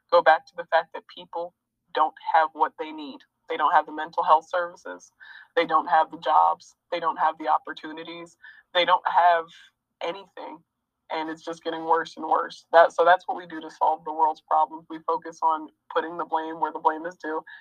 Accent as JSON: {"language": "English", "country": "United States", "said": "I am an American"}